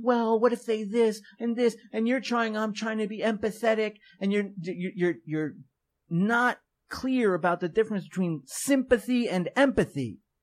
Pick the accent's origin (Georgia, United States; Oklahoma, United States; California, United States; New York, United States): New York, United States; I'm twenty, I'm from New York